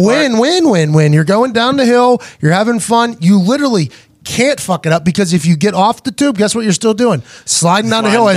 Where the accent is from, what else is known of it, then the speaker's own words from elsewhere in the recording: Plum, Pennsylvania, United States; now in Indiana, United States; we grew up in the East Hills